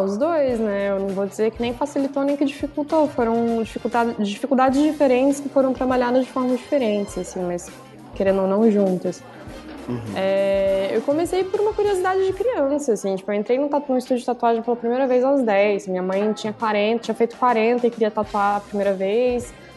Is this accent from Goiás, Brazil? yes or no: no; Brasília, Federal District, Brazil; moved away as an adult; now in São Paulo, Brazil; Sou tatuadora de Brasília, moro em São Paulo há uns dois anos e meio.